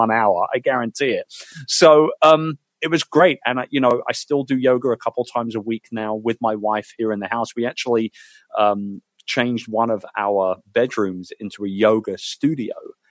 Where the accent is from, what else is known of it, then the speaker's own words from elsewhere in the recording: United Kingdom; as a Brit